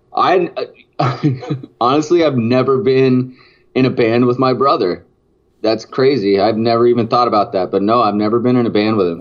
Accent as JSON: {"language": "English", "town": "Silverton", "region": "Oregon", "country": "United States", "tie": "born or raised there", "said": "I grew up in a town called Silverton. It was it was like uh, about 20 miles away from Salem."}